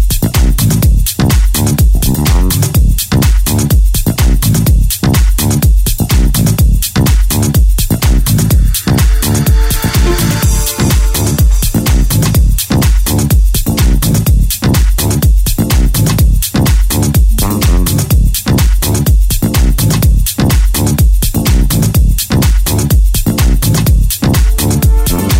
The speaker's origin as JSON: {"language": "English", "town": "Toronto", "region": "Ontario", "country": "Canada", "tie": "born or raised there", "moved": "yes", "lives_now": "New York, United States", "said": "my hometown is Toronto"}